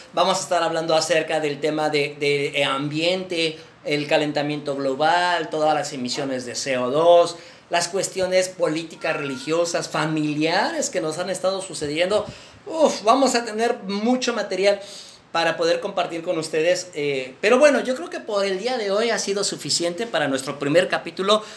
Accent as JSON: {"language": "Spanish", "country": "Mexico", "said": "somos los primeros mexicanos que creamos un podcast de veganismo aquí en México"}